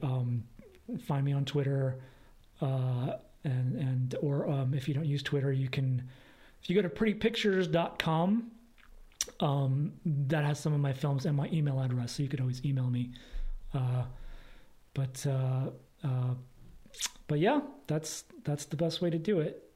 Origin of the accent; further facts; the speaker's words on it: East Coast, United States; also born or lived in Los Angeles, California; now in Portland, United States; we are both from the East Coast, different states.